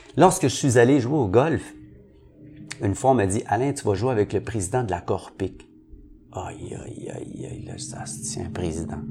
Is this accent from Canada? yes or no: yes; Montreal, Quebec, Canada; je viens de Saint-Henri, mais je viens d'une famille très, très pauvre